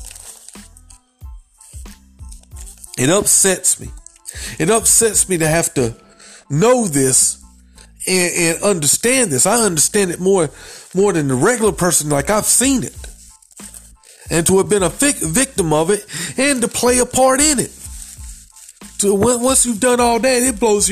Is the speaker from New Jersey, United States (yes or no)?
no; South Carolina, United States; I'm from South Carolina.